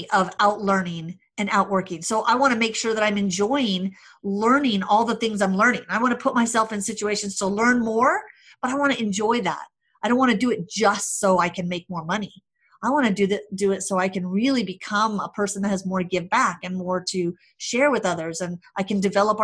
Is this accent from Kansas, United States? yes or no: no; Hawaii, United States; also born or lived in California / Arizona; now in Denver, United States; I grew up in Hawaii, lived in California, then moved to Denver